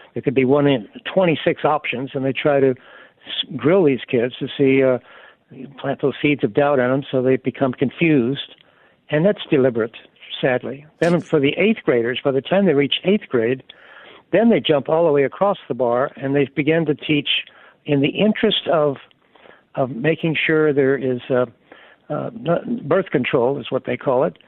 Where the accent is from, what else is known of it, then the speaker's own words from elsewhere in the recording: Alabama, United States; I'm from Alabama